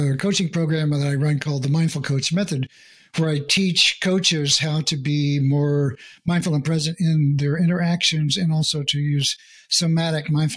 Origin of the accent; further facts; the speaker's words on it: United States; first language English; I'm born and bred in America